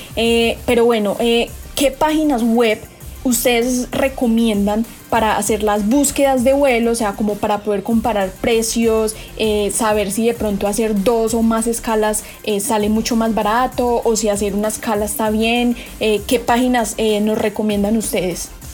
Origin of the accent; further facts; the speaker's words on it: Colombia; para los colombianos